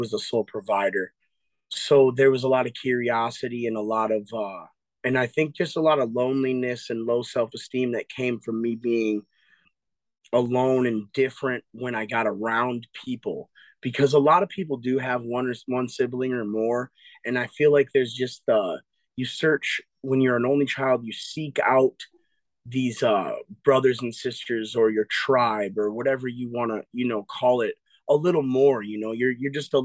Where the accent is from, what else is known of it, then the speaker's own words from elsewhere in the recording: Eau Claire, Wisconsin, United States; also born or lived in Appleton, Wisconsin; I was born in Appleton, Wisconsin, but I was raised since 2 years old in Eau Claire